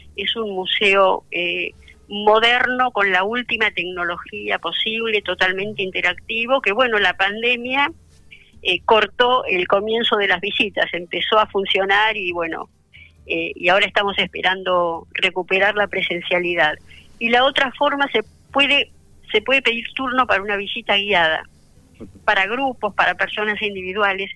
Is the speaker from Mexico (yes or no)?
no; Argentina; also born or lived in Poland; yo nací en Polonia, yo nací después de esto y vinimos acá, yo cumplí dos años acá